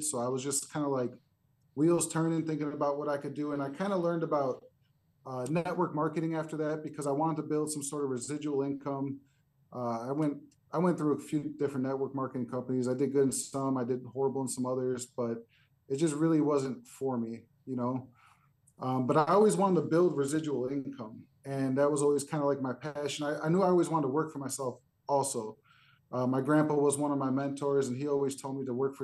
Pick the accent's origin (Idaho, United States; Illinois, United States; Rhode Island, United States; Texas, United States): Illinois, United States; Chicago; I grew up in a little bit of a rough neighborhood in Chicago